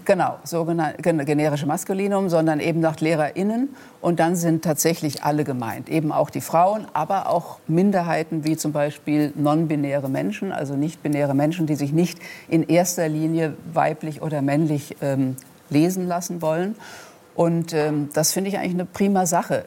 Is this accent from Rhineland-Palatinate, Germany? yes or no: yes; Rhenish Hesse, Rhineland-Palatinate, Germany; accent: Rhenish Hessian; meinem rheinhessischen Dialekt oder meiner rheinhessischen Herkunft